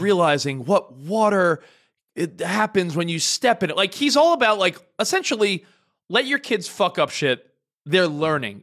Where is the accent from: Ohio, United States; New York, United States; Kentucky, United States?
New York, United States; now in Los Angeles, United States; I'm from New York